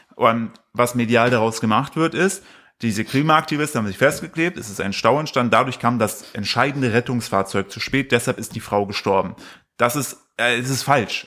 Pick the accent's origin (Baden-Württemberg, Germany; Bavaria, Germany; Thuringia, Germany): Thuringia, Germany; Altenburg; now in Cologne, Germany; Altenburg, wo ich herkomme